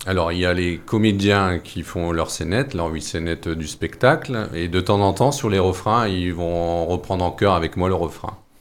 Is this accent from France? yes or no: yes; Noyelles-Godault, Hauts-de-France, France; j'ai passé mon enfance sur Noyer-le-Godot et j'ai toujours vécu dans, dans ce milieu euh, minier